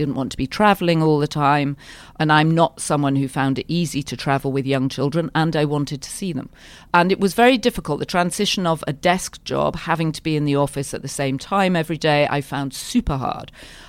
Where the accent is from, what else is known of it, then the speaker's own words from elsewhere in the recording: Yorkshire and the Humber, United Kingdom; moved away; I grew up in Yorkshire, which is like the Texas of Britain. It's a proud, free state and not always liked by the other counties in Britain.